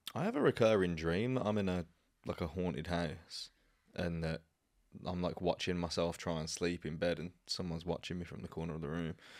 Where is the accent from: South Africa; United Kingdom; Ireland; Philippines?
United Kingdom; Birmingham, West Midlands; moved away; where I grew up back in Birmingham